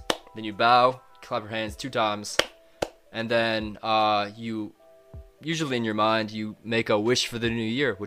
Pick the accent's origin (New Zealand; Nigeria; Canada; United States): United States; moved away; also born or lived in Japan; I'm an American